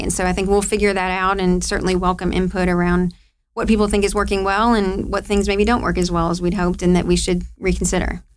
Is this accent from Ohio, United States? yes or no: yes; Ohio, United States; moved away as an adult; now in Louisville, United States; I'm from Ohio